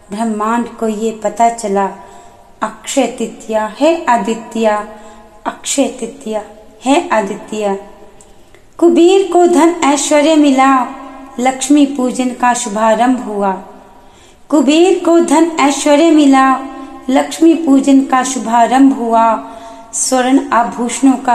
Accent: Palampur, Himachal Pradesh, India; मैं पालनपुर हिमाचल प्रदेश की रहने वाली हूँ

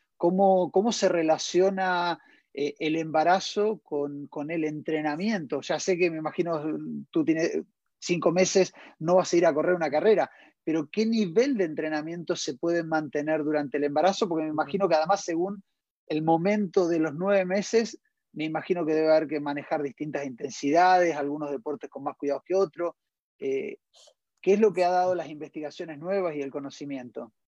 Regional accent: Argentina; now in Chile; desde Argentina, desde, mi país de origen

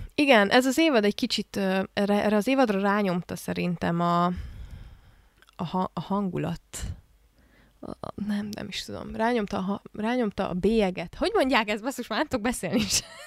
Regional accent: Hungary; egész életemben ebben a rendszerben nőttem föl, ami Magyarországon

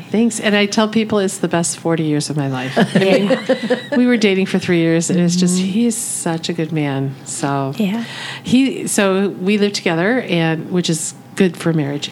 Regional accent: Michigan, United States; I'm born and raised in Michigan

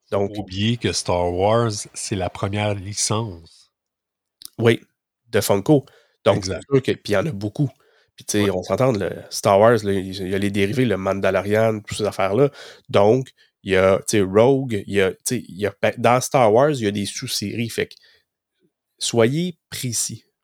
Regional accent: Gatineau, Quebec, Canada; moi, je viens de Gatineau, ben, je descends au Mi, puis on se connaît dans nos régions

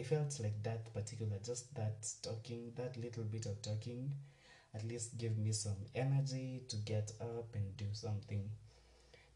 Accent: Nairobi, Kenya; I was born and raised in Nairobi

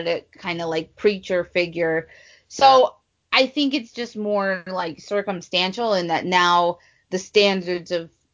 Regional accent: Midwest, United States; I'm from the Midwest

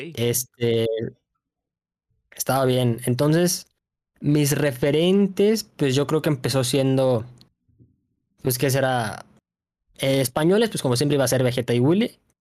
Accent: Mexico City, Mexico; soy de Ciudad de México. Toda mi vida he vivido aquí.

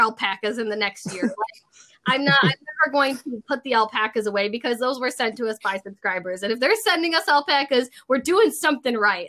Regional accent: Rochester, New York, United States; also born or lived in Indiana; I'm from New York. I'm from the Rochester area

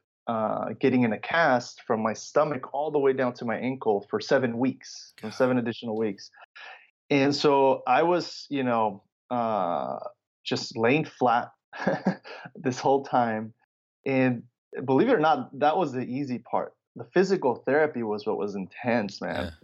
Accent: Los Angeles, California, United States; also born or lived in Chicago, Illinois, United States / Mexico; And then I grew up in Southern California, right, in the LA area

